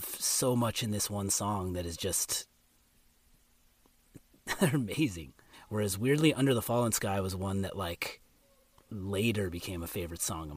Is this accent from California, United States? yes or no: yes; California, United States; I grew up in California, first Southern California, then Northern California